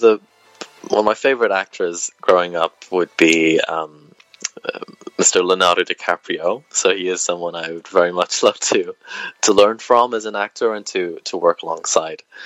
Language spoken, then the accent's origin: English; Wales, United Kingdom; moved away; also born or lived in England; growing up in Wales